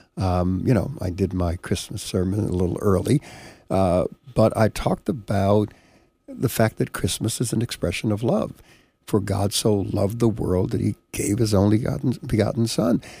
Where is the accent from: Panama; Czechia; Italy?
Panama; now in United States; I was born in Panama, came to the United States here